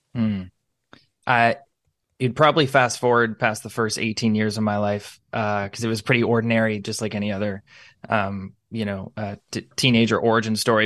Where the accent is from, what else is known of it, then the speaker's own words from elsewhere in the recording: Niagara, Ontario, Canada; I consider it a privilege to be born and raised here. We, we love where we live here in Niagara.